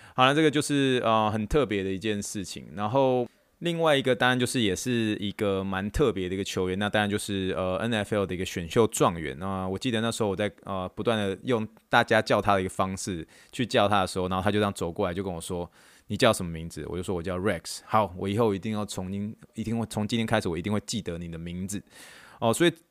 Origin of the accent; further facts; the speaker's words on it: Taiwan; moved away as an adult; now in Texas, United States; 以台湾土生土长，土生土长的一个，呃，就台湾人